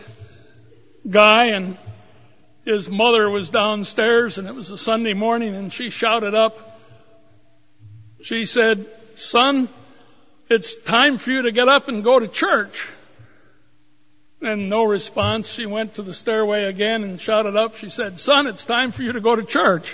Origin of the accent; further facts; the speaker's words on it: Rochester, Minnesota, United States; I grew up in Rochester, Minnesota